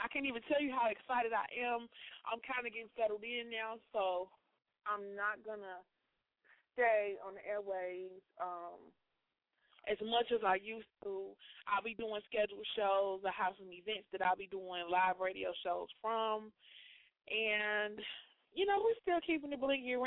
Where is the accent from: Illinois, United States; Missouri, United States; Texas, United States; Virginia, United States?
Illinois, United States; Chicago; moved away as an adult; now in Indiana, United States; I'm from Chicago